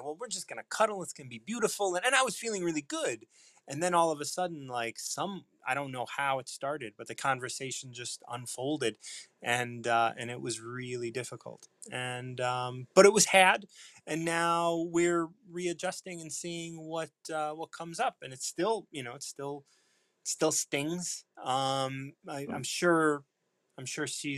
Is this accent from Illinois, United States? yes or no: yes; Chicago, Illinois, United States; moved away as an adult; now in Hammond, Indiana, United States; Born and raised in Chicago, recently moved here.